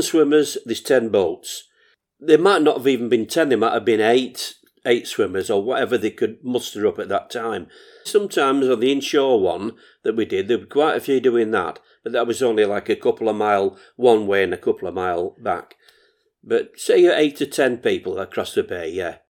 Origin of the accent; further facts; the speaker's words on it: Morecambe, North West England, United Kingdom; I was never away from Morecambe swimming baths